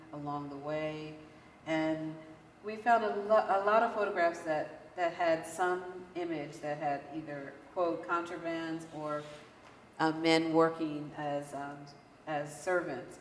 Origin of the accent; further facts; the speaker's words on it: Philadelphia, Pennsylvania, United States; as a Philadelphian